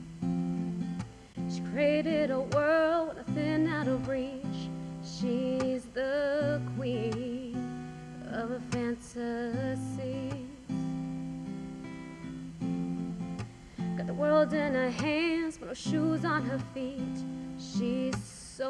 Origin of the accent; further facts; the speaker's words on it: Jersey City, New Jersey, United States; I grew up in Jersey City, when Jersey City wasn't great